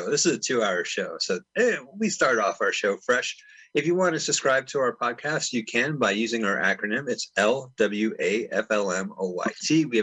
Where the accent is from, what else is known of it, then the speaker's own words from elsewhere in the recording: San Francisco, California, United States; Oh, yes. Well, you know, back in my hometown of San Fran.